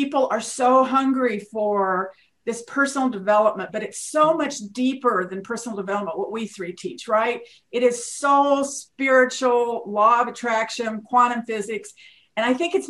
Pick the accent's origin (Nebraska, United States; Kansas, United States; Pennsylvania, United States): Kansas, United States; I'm from Kansas